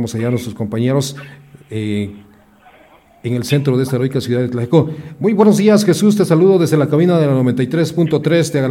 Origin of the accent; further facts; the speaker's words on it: Mexico; Así somos los mexicanos.